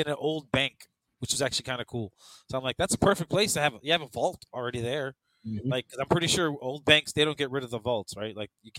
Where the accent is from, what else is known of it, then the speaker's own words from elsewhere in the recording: Chicago, Illinois, United States; now in New Orleans, United States; growing up in Chicago